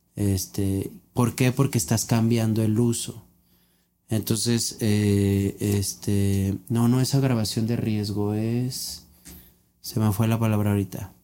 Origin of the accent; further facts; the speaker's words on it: Mexico; nosotros como mexicanos